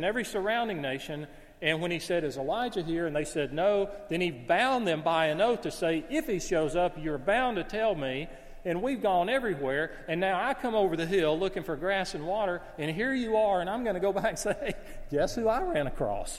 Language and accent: English; the South, United States; As a Southerner